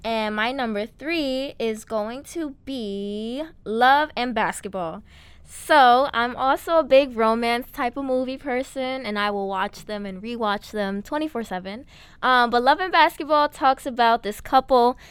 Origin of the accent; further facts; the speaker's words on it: New York City, New York, United States; I'm from the Bronx, New York. We love the borough